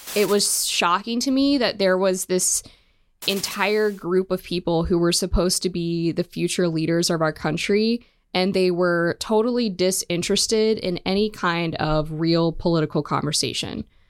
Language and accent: English; Western Maryland, United States; I grew up in Western Maryland.